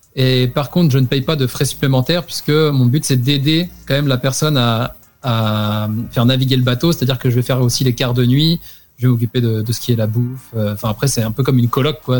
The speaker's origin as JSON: {"language": "French", "country": "France"}